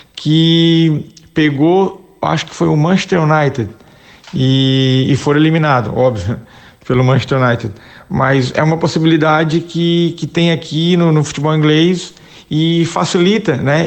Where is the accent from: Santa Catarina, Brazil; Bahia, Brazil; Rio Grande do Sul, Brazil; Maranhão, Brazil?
Santa Catarina, Brazil; Criciúma; also born or lived in Itapetininga, São Paulo / Italy / London, England; now in England; sou catarinense, sou natural de Criciúma, é, no interior de Santa Catarina